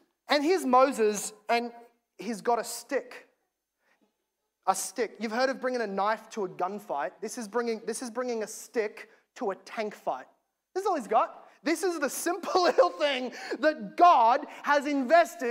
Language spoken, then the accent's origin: English; Australia; As an Aussie